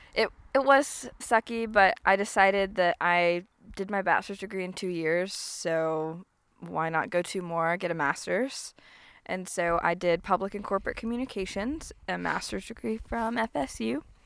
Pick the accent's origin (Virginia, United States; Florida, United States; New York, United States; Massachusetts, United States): Florida, United States; Florida Panhandle, United States; I was raised in the Panhandle